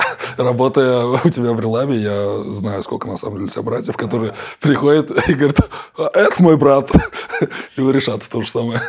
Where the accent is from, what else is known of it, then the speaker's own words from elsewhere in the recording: Kazan, Tatarstan, Russia; я же коренной житель Казани